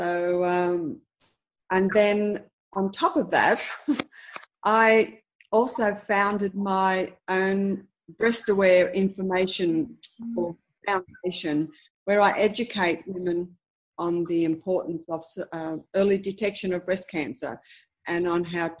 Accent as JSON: {"language": "English", "town": "Berkeley", "region": "New South Wales", "country": "Australia", "tie": "born or raised there", "said": "I grew up in Berkeley. I went to Berkeley High School."}